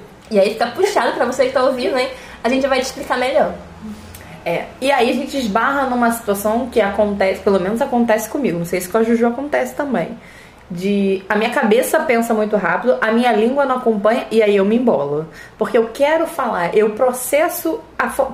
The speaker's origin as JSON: {"language": "Portuguese", "region": "Rio de Janeiro", "country": "Brazil", "said": "Eu tenho 22 anos, eu sou carioca"}